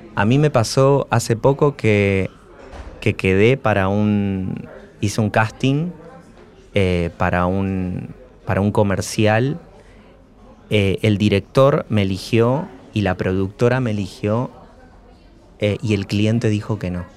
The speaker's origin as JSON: {"language": "Spanish", "country": "Argentina", "said": "soy un argentino marrón"}